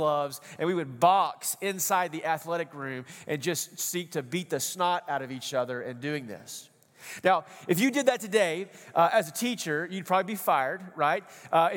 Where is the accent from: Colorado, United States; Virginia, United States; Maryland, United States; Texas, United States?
Texas, United States; East; when I grew up out in East Texas, we're kind of country boys out there